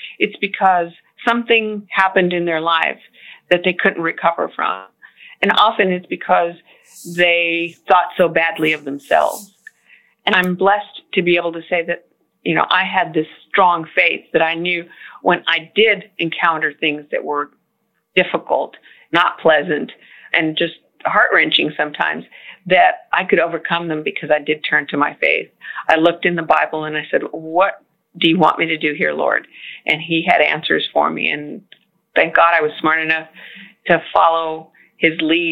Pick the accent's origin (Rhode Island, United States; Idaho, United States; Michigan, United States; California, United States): California, United States; moved away as an adult; also born or lived in Florida / Washington, D.C.; now in Houston, United States; I was born in Florida and we moved to California when I was little, and California was all really I knew as a way of life